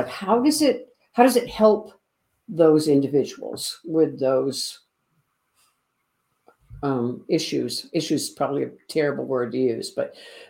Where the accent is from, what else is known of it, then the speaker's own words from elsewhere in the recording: Webster, Massachusetts, United States; moved away as an adult; I spent a large part of my childhood growing up in Webster, Massachusetts